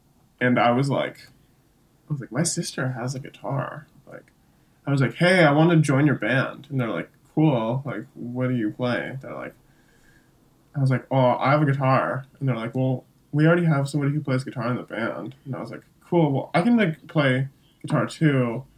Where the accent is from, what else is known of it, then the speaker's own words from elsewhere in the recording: California, United States; also born or lived in Elgin, Illinois / Hong Kong; I was actually born in Elgin, Illinois. And when I was like 4 months old, 3 months old, my family moved to Hong Kong. And then when I was like 4 years old, we moved to California, Orange County